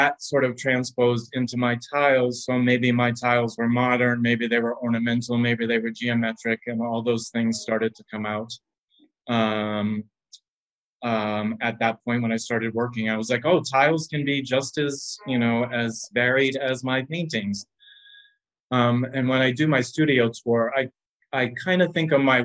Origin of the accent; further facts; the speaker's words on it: Connecticut, United States; also born or lived in California; now in Brooklyn, United States; I did ceramics as a kid in Connecticut. There was a pottery studio on what was Center Street in my hometown